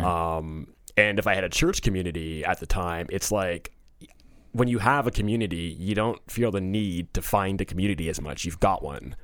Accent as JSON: {"language": "English", "town": "Toronto", "region": "Ontario", "country": "Canada", "tie": "born or raised there", "also_born_or_lived": "New Jersey / South Korea", "moved": "as an adult", "said": "I was born in Toronto, um, in eighty-two, and I grew up in and around Toronto."}